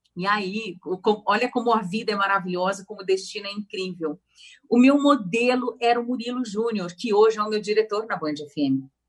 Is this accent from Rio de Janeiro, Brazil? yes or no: no; São Carlos, São Paulo, Brazil; accent: caipira; moved away as an adult; also born or lived in United States; now in São Paulo, Brazil; Eu sou do interior de São Paulo, nasci em São Carlos e fiquei lá até os meus 17 anos